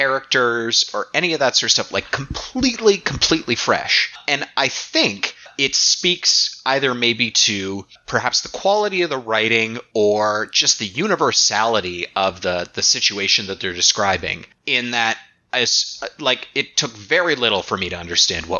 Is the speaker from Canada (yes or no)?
yes; Toronto, Ontario, Canada; things that I'm really familiar with, like from the, you know, from the Toronto, Southern Ontario region